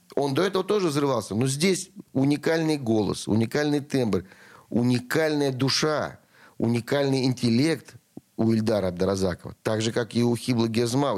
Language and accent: Russian; Russia; я из России в любом месте.